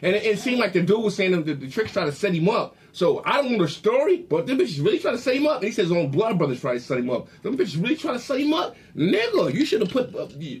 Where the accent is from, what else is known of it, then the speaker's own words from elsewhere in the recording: Long Beach, California, United States; moved away as an adult; also born or lived in Staten Island, New York; Man, I'm from Long Beach, California, East Side, but I got signed to the RZA in 1997, and I was 21. I moved to New York, Staten Island, and I lived my whole life on Staten Island to have my first child at 34. So I lived my childhood to 21 in Cali, and then 21 to 34 in Staten Island.